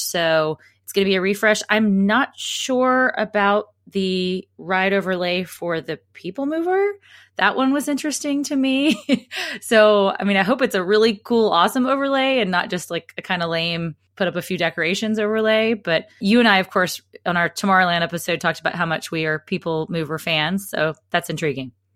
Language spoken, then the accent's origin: English; Alabama, United States; I'm from Alabama